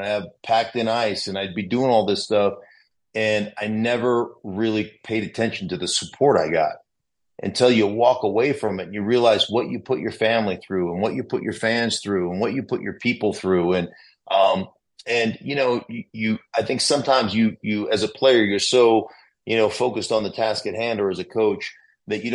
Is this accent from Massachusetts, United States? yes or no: no; Alaska, United States; moved away as an adult; also born or lived in Idaho; I'm a kid from Alaska that didn't have a home